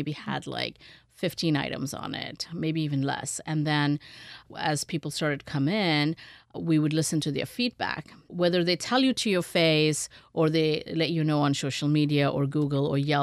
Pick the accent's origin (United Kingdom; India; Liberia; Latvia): India; moved away; I grew up in India